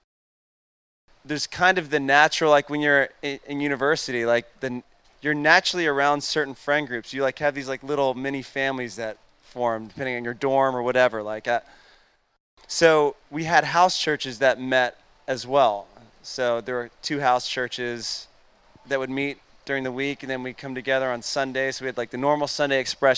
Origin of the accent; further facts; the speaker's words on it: Atlanta, Georgia, United States; I'm born and raised in Atlanta